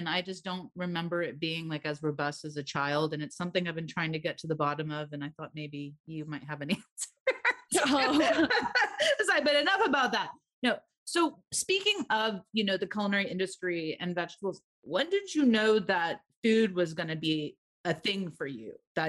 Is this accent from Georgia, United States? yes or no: yes; Atlanta, Georgia, United States; I mean, I grew up in Atlanta. I mean, we didn't see that.